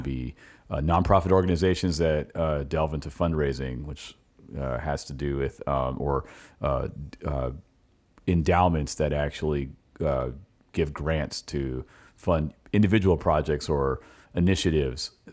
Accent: California, United States; moved away as an adult; now in Richmond, United States; I'm from California, I came here in two thousand seven

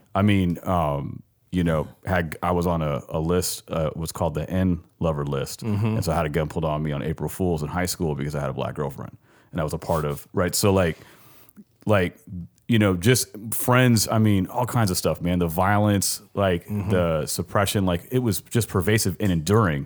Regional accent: Los Angeles, California, United States; moved away as an adult; also born or lived in Sacramento, California; now in Richmond, United States; I grew up in Southern California

